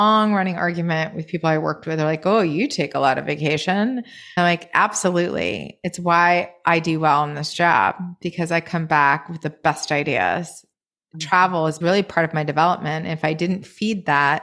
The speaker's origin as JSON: {"language": "English", "region": "Maine", "country": "United States", "tie": "born or raised there", "moved": "yes", "said": "I grew up in Maine in a very rural town surrounded by woods and fields"}